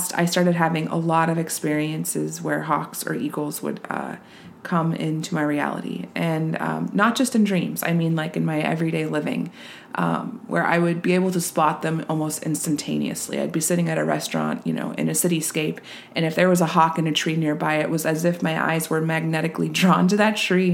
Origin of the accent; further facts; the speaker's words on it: Reno, Nevada, United States; where I grew up in Reno, Nevada